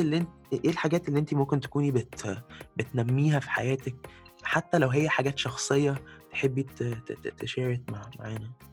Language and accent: Arabic; Egypt; moved away; شعبنا المصري